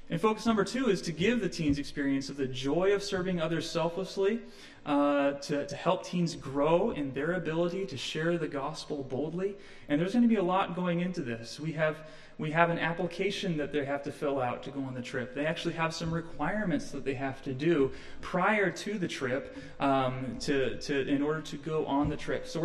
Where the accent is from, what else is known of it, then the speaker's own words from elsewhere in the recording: Midwest, United States; I'm from the Midwest, so this this reminds me of my growing up years as well.